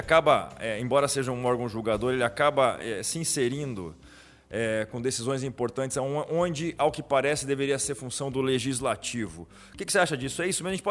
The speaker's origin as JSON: {"language": "Portuguese", "region": "South Region", "country": "Brazil", "said": "As pessoas perguntam por que, eu sou sulista e flamenguista"}